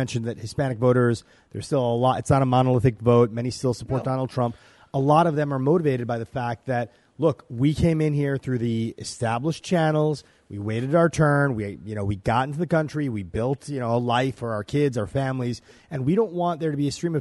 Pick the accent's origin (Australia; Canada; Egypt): Egypt; now in United States; I am the son of legal immigrants. I was born in Egypt